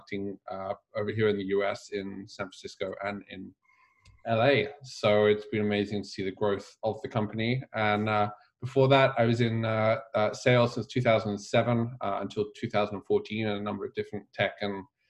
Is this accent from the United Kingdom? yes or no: yes; England, United Kingdom; moved away as an adult; now in United States; I was growing up in England